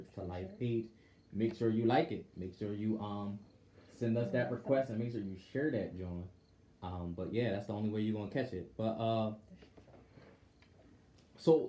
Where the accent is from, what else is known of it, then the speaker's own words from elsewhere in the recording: New Jersey, United States; us South Jersey heads